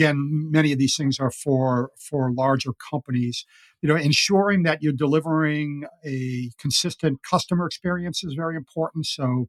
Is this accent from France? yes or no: no; Ireland; I'm as I said, I'm an Irish guy, and I love to talk